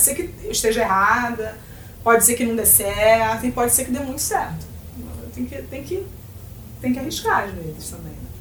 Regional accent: Rio de Janeiro, Brazil; eu não sou gaúcha, eu sou carioca

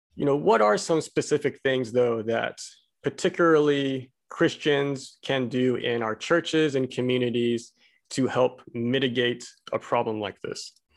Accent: Abilene, Texas, United States; moved away; I'm Korean, but I grew up in little old Abilene, Texas

